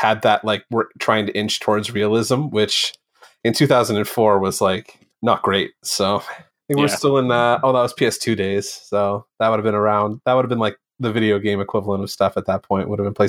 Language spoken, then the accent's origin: English; St. Catharines, Ontario, Canada; Shot in my hometown. Is it really? Yeah, shot in St. Catharines, parts of it.